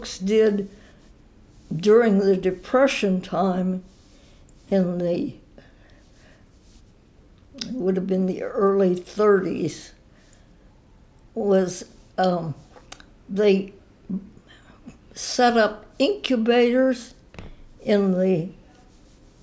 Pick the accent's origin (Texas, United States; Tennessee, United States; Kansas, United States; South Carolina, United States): Kansas, United States; Denison; moved away as an adult; now in Beaver Falls, Pennsylvania, United States; I was born in Denison, Kansas. My parents were farmers in Denison. We had a small 80-acre farm there, and I lived in Denison, Kansas until I came to college